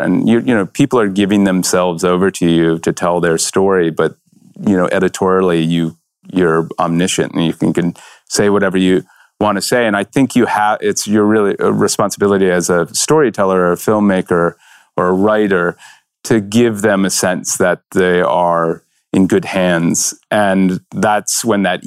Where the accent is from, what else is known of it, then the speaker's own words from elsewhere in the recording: Virginia, United States; when I grew up in Virginia